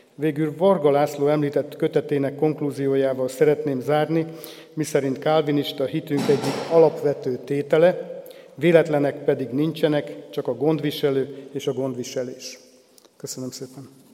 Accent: Jászkarajenő, Pest, Hungary; also born or lived in Nagykőrös; Jászkora Jenői római katolikus falusi családba születtem, ahol a vallásos nevelés magától értetődő volt. A falu református negyedében a református templom és a parókia között van a szüleim háza, így gyermekkoromtól volt némi kapcsolatom a reformátusokkal

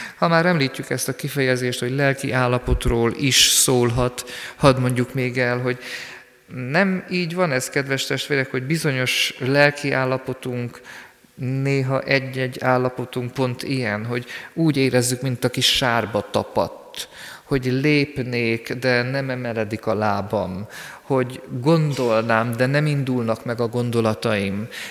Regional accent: Sürte, Zakarpattia Oblast, Ukraine; én szűrtén születtem. Onnan indultam el, mint gyermek, ott végeztem általános iskolai tanulmányaimat

